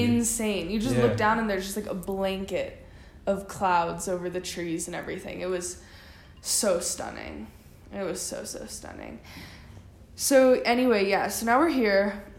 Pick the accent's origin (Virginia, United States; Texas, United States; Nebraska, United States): Texas, United States; Like, we're from Texas.